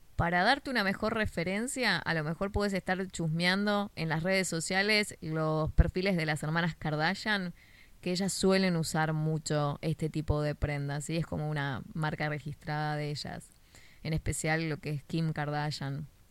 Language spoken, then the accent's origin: Spanish; Argentina; Si sos de Argentina, como yo